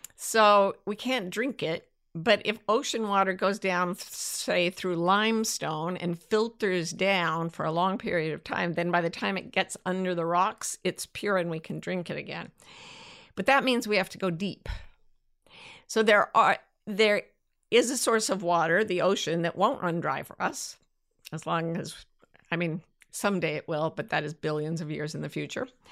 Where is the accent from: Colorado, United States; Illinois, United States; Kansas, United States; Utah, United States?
Utah, United States; This is what I grew up with in Utah